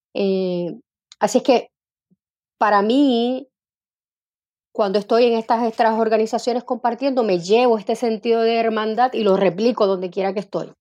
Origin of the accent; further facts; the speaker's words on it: Bayamón, Puerto Rico; also born or lived in Santurce / Carolina; yo nací en Santurce. Eh, mi mamá para entonces vivía en Bayamón, así es que de pequeñita viví en Bayamón eh, junto a mi abuelita y mi mamá. Y luego mi mamá se muda para Carolina, Así que mi adolescencia eh, estuve viviendo en Carolina